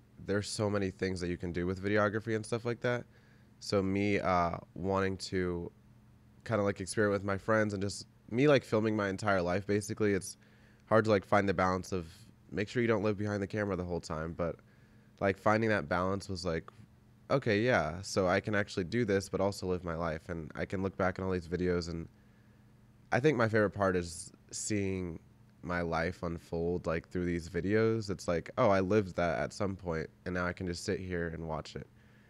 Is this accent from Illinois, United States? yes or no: yes; Belleville, Illinois, United States; Yeah, like I grew up in Belleville, so like it's just a really small town suburb. I live next to St. Louis, I guess